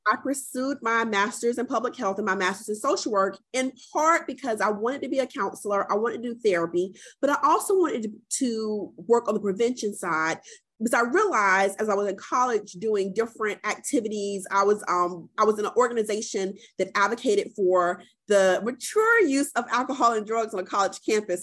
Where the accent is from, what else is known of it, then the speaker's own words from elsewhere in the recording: Columbia, South Carolina, United States; born and raised in Columbia, South Carolina, um, and currently working out of Columbia, South Carolina